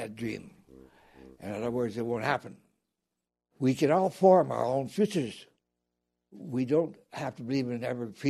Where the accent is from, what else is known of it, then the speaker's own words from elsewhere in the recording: Timmins, Ontario, Canada; to Timmins, Ontario, Northern Ontario, my hometown